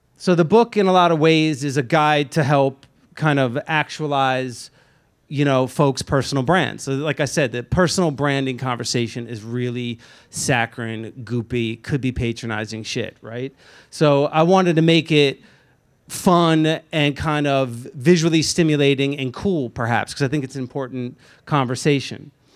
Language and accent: English; Lakewood, New Jersey, United States; was born and raised in Lakewood, New Jersey